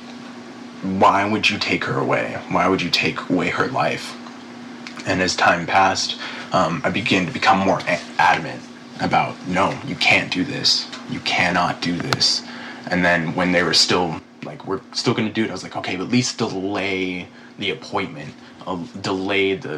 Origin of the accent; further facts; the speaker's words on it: Northern California, United States; I grew up in Northern California